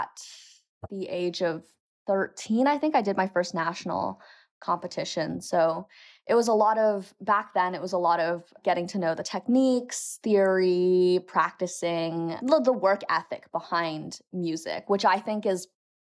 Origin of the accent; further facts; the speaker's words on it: Toronto, Ontario, Canada; moved away as an adult; now in New York City, United States; I moved from Toronto, Canada. I grew up there my whole life. I was born there.